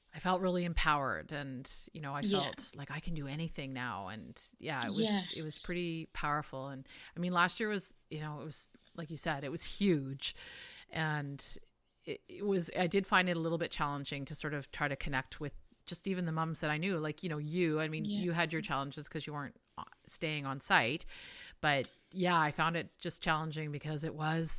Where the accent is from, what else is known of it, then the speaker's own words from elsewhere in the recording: Canada; I'm from Canada